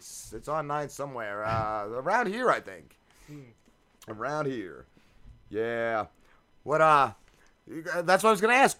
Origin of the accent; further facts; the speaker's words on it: Bergen County, New Jersey, United States; I'm from Bergen County.